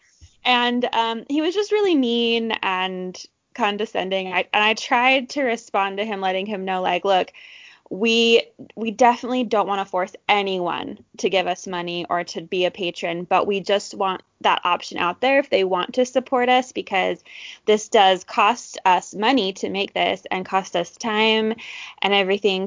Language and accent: English; Orem, Utah, United States; I grew up in Orem, Utah